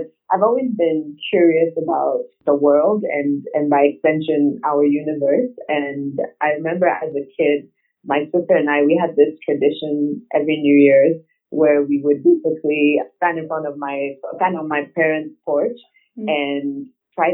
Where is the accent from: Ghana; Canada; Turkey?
Ghana; also born or lived in Nigeria; I was born in Nigeria, but lived most of my life in Ghana